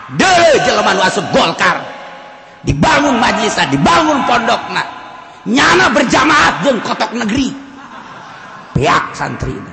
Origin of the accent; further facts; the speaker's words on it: Karawang, West Java, Indonesia; jadi goyang gua orang Karawang goyang mantep